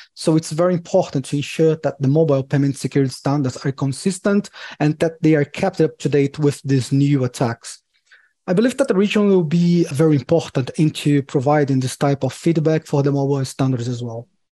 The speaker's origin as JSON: {"language": "English", "country": "Brazil", "said": "I'm from Brazil"}